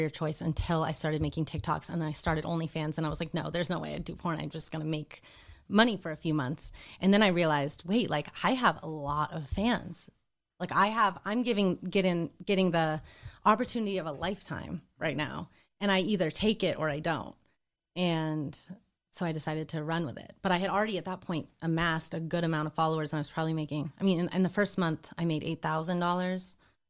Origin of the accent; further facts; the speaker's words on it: Montana, United States; I grew up in Montana in a tiny ski town of 6,000 people.